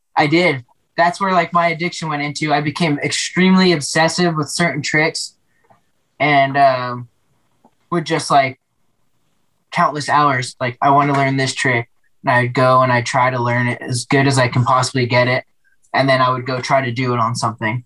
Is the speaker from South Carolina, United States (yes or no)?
no; Denver, Colorado, United States; also born or lived in Yonkers, New York; I grew up in Denver